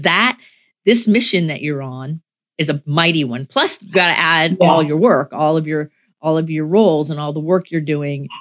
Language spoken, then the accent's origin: English; Florida, United States; We're from Florida